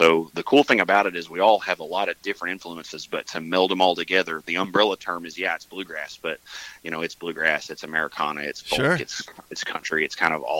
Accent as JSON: {"language": "English", "town": "Mountain View", "region": "Arkansas", "country": "United States", "said": "I'm from Mountain View."}